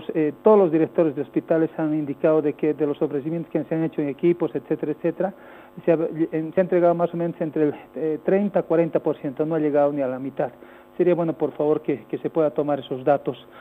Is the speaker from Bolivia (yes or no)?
yes; Bolivia; que somos bolivianos